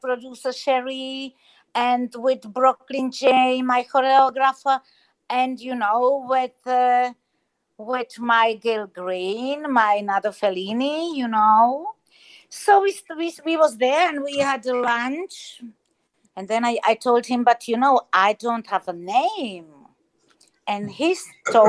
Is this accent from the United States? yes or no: no; Germany; born or raised there; also born or lived in Czech Republic; now in Spain